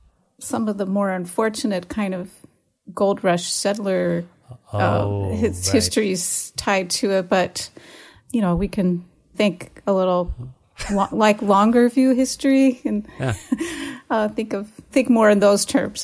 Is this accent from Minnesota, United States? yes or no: no; Philadelphia area, New Jersey, United States; moved away as an adult; now in Eureka, United States; I'm from New Jersey in the Philadelphia area. So Philadelphia was moving to the close big city when I moved there. I'm not technically from. You know, I didn't grow up in the city of Philadelphia, but that's my region